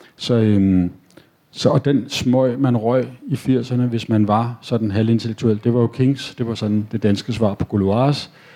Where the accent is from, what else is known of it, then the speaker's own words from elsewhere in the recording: Copenhagen, Capital Region of Denmark, Denmark; Jeg er født og opvokset på Nørrebro